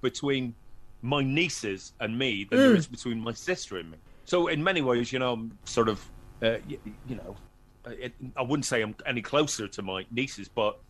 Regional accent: Northern Ireland, United Kingdom; Very quiet, very quiet kid.

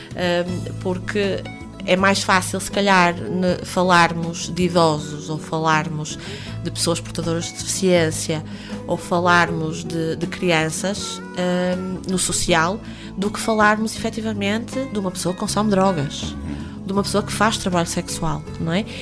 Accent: Porto, Norte, Portugal; eu nasci no Hospital São João

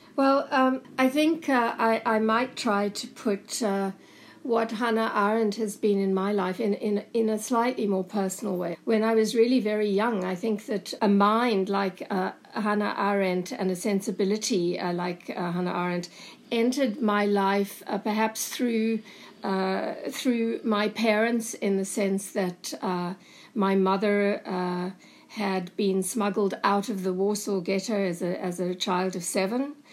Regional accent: South Africa; moved away as an adult; also born or lived in Cape Town / Berlin; growing up in apartheid South Africa

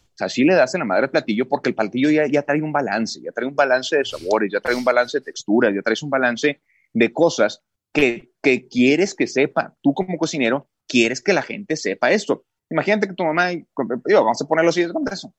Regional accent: Mexico; yo soy mexicano, orgullosamente mexicano

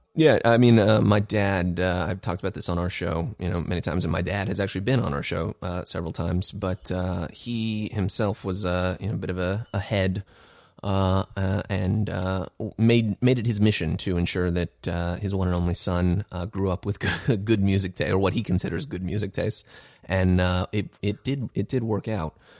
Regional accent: California, United States; moved away as an adult; also born or lived in Los Angeles / New York; I've been in California for twenty-seven of my thirty years

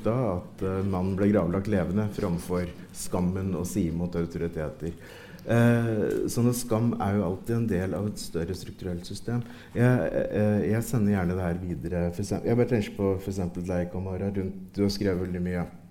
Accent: Ringsaker, Innlandet, Norway; I Ringsaker kommune, der jeg vokste opp

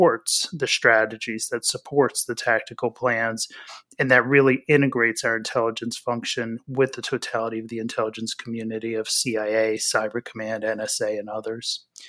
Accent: Pennsylvania, United States; I grew up in Pennsylvania, about an hour north of Philadelphia. So I'm a diehard Philadelphia sports fan.

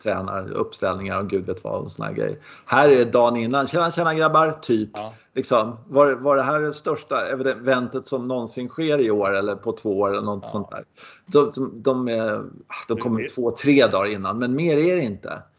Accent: Sweden; jag är svensk

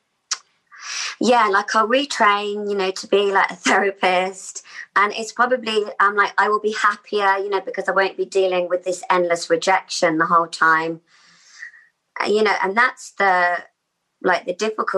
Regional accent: Australia; the age of about 8 or 9 growing up in Australia. And like a sense of like we just moved there

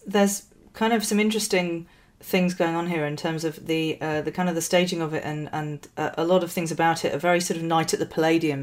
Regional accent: Yorkshire and the Humber, United Kingdom; I grew up in West Yorkshire in the 80s

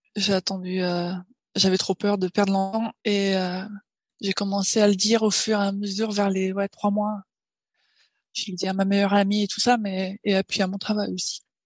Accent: Paris, Île-de-France, France; moved away as an adult; now in Tokyo, Japan; je suis née à Paris et là maintenant j'habite à Tokyo. Ça va faire huit ans

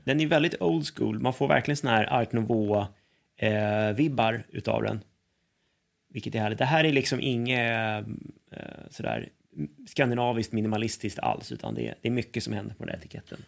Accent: Sweden; oss som, som svenskar

